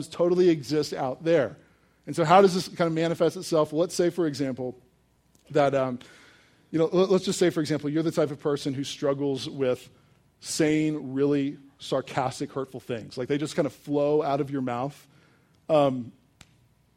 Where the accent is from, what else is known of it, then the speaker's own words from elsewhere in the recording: Richmond, Virginia, United States; I grew up in Richmond, Virginia, 2 miles away from the James River